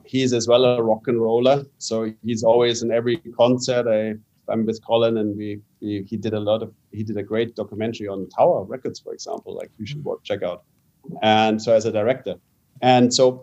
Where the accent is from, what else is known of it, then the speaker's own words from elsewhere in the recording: Canada; I was born in Canada